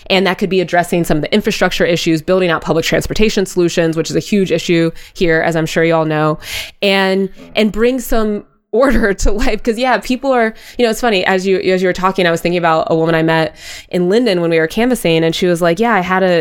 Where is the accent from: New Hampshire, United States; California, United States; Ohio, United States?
Ohio, United States; Columbus; up on the east side near James Road.